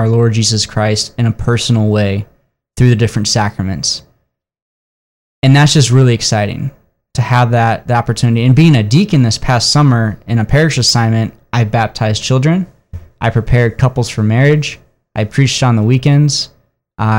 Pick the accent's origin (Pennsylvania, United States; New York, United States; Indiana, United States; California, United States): Indiana, United States; South Bend; I grew up in South Bend, Indiana.